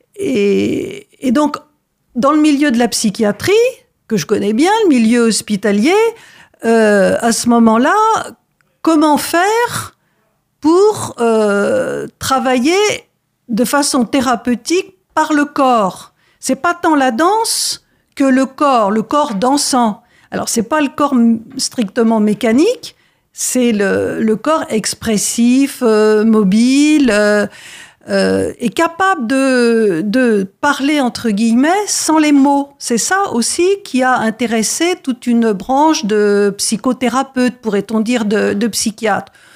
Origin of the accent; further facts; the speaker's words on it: France; chez nous, en France